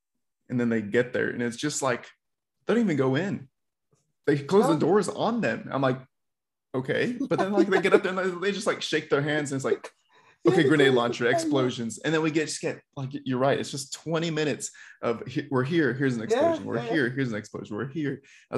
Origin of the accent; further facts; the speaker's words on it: Texas, United States; It's right, my Texan